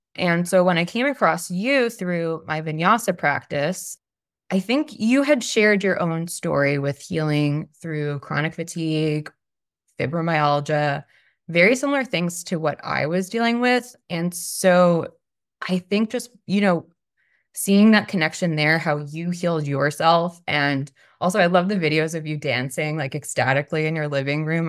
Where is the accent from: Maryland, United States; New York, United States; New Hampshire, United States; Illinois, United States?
New York, United States; Long Island; now in Austin, United States; I currently live in Austin, Texas. I'm originally from Long Island, New York